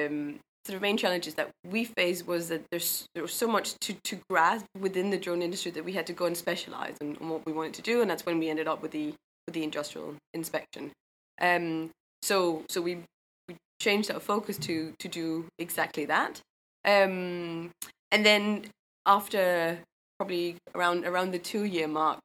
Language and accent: English; Denmark; moved away as an adult; also born or lived in Los Angeles, United States; now in London, United Kingdom; I'm from Denmark originally, but moved down to London after the MBA